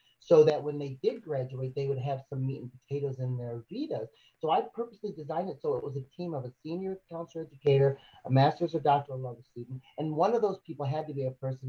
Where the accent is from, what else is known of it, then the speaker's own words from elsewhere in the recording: Michigan, United States; also born or lived in Chicago, Illinois; I was born in 1970 in Chicago. When I was 3 years old, my mother, who is white, and was killed by my stepfather. So my brother and I went to Michigan